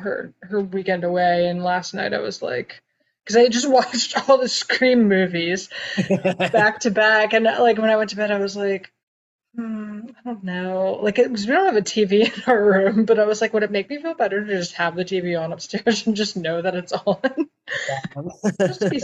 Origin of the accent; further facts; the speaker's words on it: United States; as an American